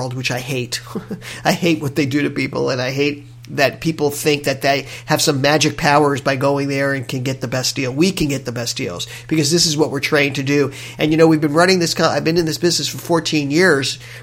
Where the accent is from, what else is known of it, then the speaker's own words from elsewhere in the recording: Miami, Florida, United States; moved away as an adult; now in Hawaii, United States; I'm from Miami, and I've been in Hawaii for 21 years